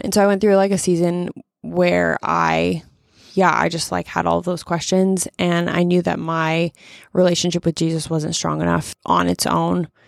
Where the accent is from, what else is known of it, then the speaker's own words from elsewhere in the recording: Omaha, Nebraska, United States; now in Lincoln, United States; I grew up in Omaha